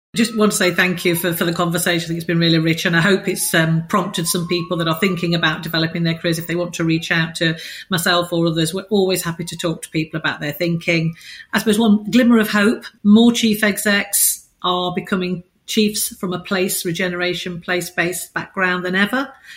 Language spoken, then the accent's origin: English; United Kingdom; as British people